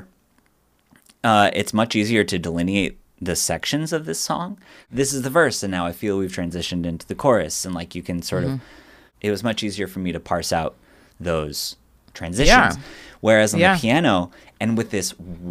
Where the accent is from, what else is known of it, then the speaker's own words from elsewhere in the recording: Pacific Northwest, United States; I'm from the Pacific Northwest